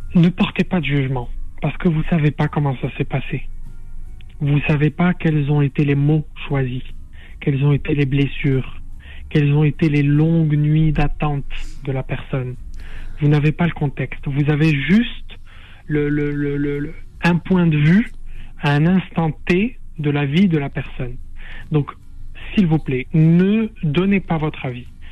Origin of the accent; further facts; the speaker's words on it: Casablanca, Casablanca-Settat, Morocco; moved away as an adult; also born or lived in Fez; now in France; j'ai grandi à Casablanca, mais je suis fassi d'origine